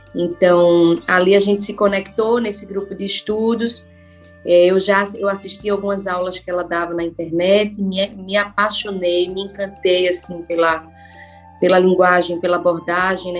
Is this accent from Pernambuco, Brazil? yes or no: yes; Recife, Pernambuco, Brazil; also born or lived in São Paulo; Eu sou de Recife